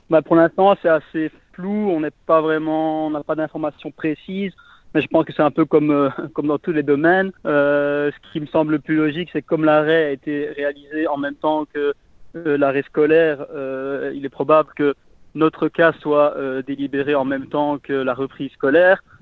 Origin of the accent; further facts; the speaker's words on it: Malmedy, Wallonia, Belgium; je suis originaire de Malmedy